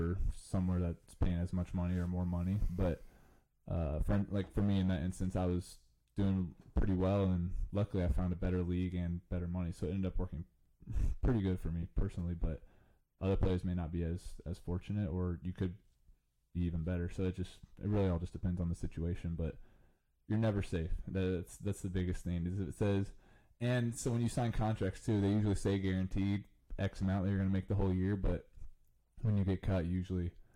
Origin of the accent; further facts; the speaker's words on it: Champaign, Illinois, United States; play in Champaign, my hometown school